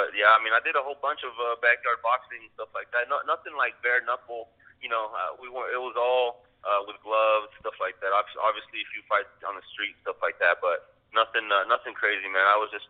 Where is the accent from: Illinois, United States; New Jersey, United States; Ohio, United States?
Illinois, United States; Chicago; also born or lived in Las Vegas, United States; now in Oklahoma City, United States; I'm originally from Chicago, and then from Chicago I moved to Oklahoma. From Oklahoma I moved to Vegas. From Vegas moved back to Oklahoma. So I'm in Oklahoma City now.